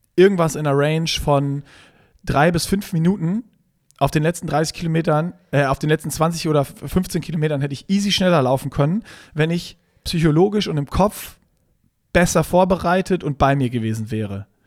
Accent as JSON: {"language": "German", "country": "Germany", "said": "Wir sind Deutsche"}